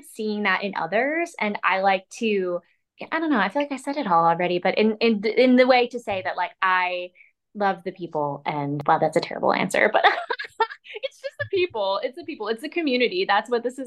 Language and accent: English; New Jersey, United States; I'm from Jersey